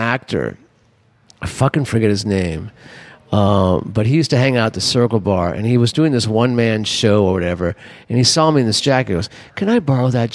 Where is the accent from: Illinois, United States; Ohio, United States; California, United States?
California, United States; Los Angeles; now in New Orleans, United States; I'm from Los Angeles